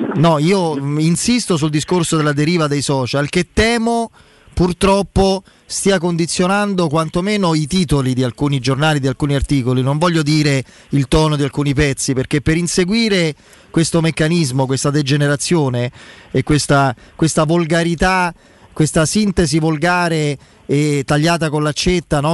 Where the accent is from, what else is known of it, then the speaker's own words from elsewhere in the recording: Rome, Lazio, Italy; da romano